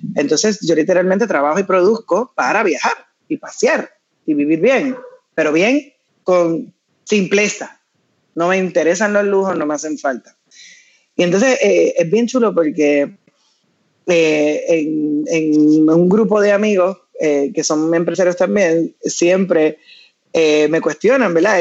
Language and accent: Spanish; Puerto Rico; yo nací en Puerto Rico y tuve la bendición de ser, haber nacido en esta tierra